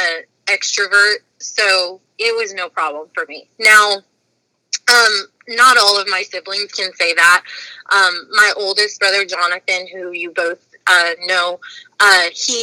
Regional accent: Newport, Arkansas, United States; also born or lived in Chicago, Illinois; I grew up there. That's why I kind of say I'm from Arkansas when people ask me where I'm from. I remember Chicago, but like to me, like all of my formative years were in Arkansas

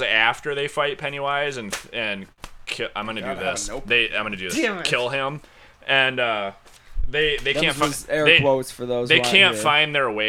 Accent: St. James, Minnesota, United States; My hometown is St. James, Minnesota.

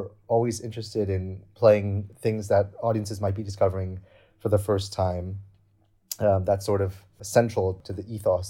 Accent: Canada; moved away as an adult; now in Berlin, Germany; I was born in Canada.

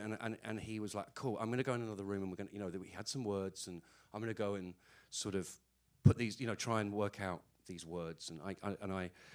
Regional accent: Ireland; I'm Irish, so whether I like it or not, the Catholic thing just comes out.

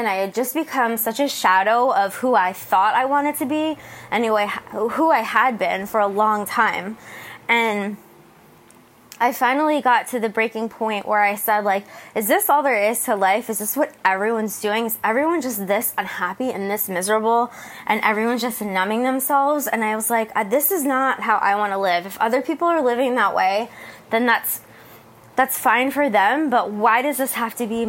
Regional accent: New Jersey, United States; moved away as an adult; now in San Diego, United States; I left where I grew up in New Jersey

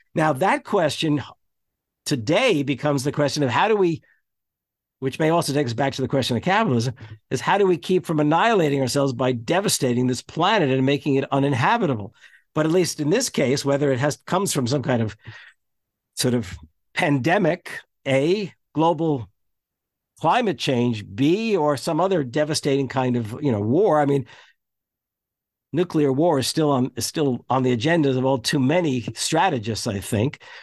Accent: United States; when we were growing up in American schools

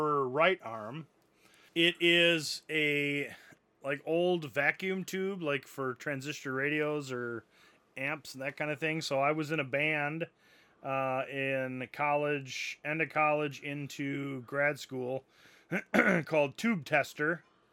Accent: Janesville, Wisconsin, United States; the company, was started in my hometown in Janesville, Wisconsin. Obviously, growing up in Janesville

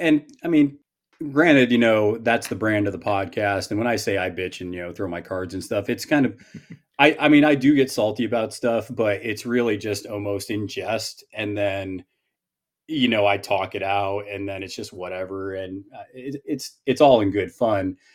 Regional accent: Northeast, United States; I'm from the Northeast

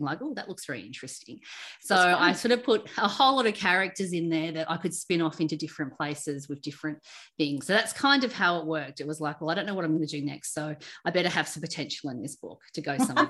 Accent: Sydney, New South Wales, Australia; I grew up in Sydney on the northern beaches

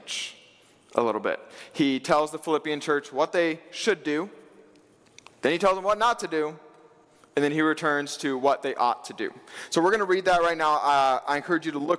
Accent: Wabash, Indiana, United States; I did grow up here in Indiana. I'm a Hoosier, born and bred. I grew up in Wabash, Indiana

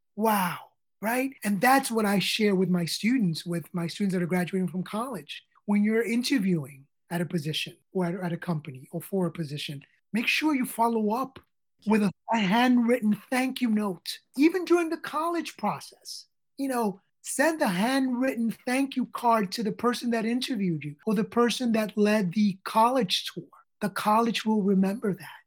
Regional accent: New York City, New York, United States; I grew up on the Lower East Side of New York

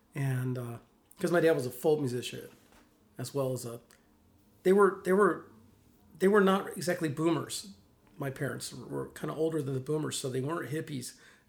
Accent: Mississippi, United States; also born or lived in Williamsport, Pennsylvania / New York; They were living in New York, and both my parents are from Mississippi. And so I lived in New York till I was about 7 or 8. And then we moved back to Mississippi.

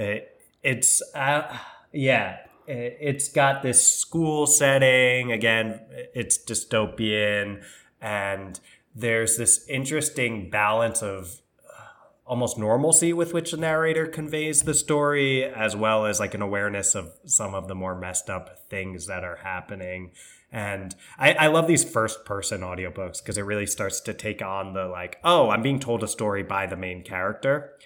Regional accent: New York, United States; we're from New York

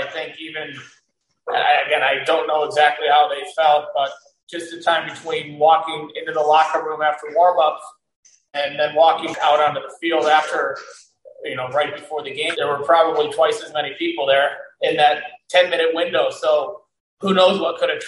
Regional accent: Carmel, Indiana, United States; also born or lived in San Diego, California; growing up here

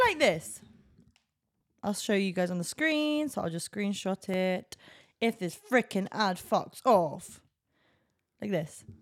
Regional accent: England, United Kingdom; I'm an English person.

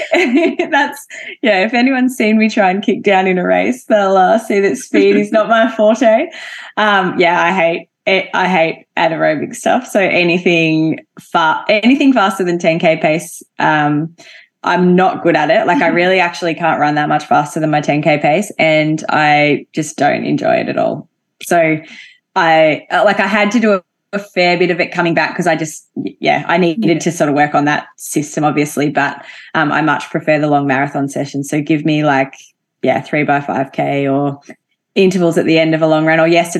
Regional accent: Albury, New South Wales, Australia; Yeah, so Albury's a very sporty town, I would say, but big football, netball town, basketball, hockey, all of those team sports are quite popular there.

